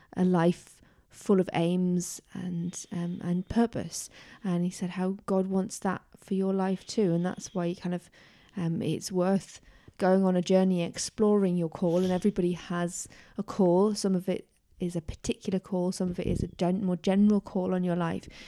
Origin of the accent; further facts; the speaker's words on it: Tyneside, North East England, United Kingdom; growing up in Tyneside